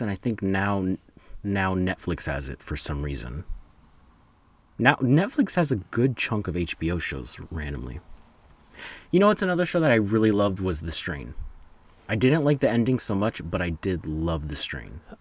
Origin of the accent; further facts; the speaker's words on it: New Jersey, United States; I'm from New Jersey